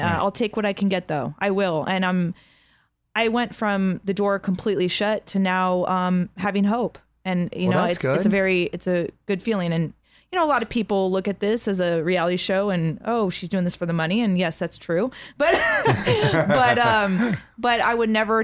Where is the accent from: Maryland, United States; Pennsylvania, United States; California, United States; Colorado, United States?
California, United States; San Diego; growing up in San Diego